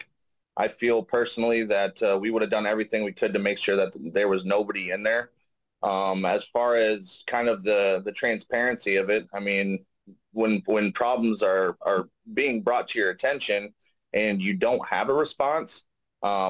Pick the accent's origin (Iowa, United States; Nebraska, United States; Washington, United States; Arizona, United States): Iowa, United States; Davenport; also born or lived in Jacksonville, North Carolina; we came back to Davenport, Iowa. I've been raised here ever since.